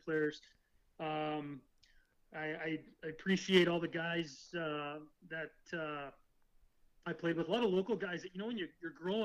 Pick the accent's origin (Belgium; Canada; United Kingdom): Canada; also born or lived in Kansas City, Missouri, United States / Pocatello, Idaho, United States